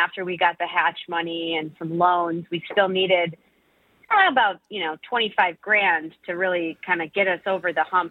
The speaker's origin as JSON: {"language": "English", "town": "Milford", "region": "Michigan", "country": "United States", "tie": "born or raised there", "lives_now": "Detroit, United States", "said": "I grew up in Milford, you know, where I started baking those pies, and I didn't spend as much time in Detroit as a child"}